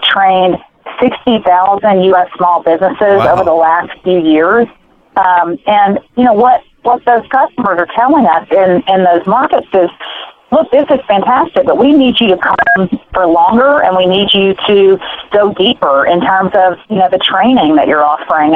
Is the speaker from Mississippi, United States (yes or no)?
yes; Mississippi, United States; my hometown that I grew up in Mississippi